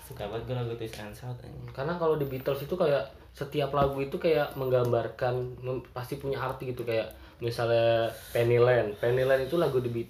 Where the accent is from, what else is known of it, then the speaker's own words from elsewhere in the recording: Bekasi, West Java, Indonesia; jadi kan gua orang Bekasi nih